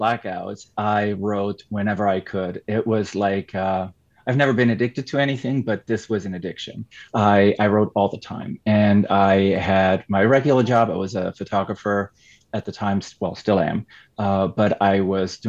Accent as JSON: {"language": "English", "country": "Switzerland", "first_language": "Swiss German", "second_language": "English", "said": "German is my mother tongue, or Swiss German"}